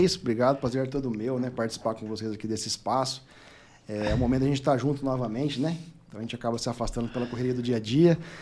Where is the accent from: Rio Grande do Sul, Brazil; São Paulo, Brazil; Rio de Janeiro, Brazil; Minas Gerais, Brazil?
São Paulo, Brazil; Lins; Nasci em Lins, interior de São Paulo, né, cidade muito boa lá, pacata, distante, meio de tudo, sessenta mil habitantes.